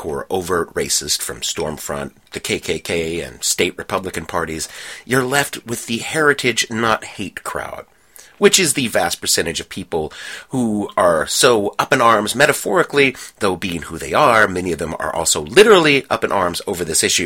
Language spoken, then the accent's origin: English; the South, United States; I grew up in the South at the tail end of the Civil Rights era